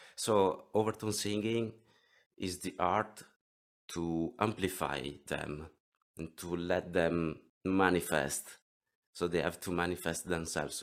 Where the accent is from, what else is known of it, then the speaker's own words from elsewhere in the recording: near Venice, Veneto, Italy; English is a second language; I come from Italy, near Venice. If you know the beautiful Venice, I live nearby